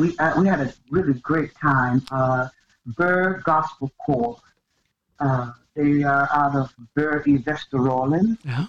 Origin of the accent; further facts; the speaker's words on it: England, United Kingdom; No, I'm just English.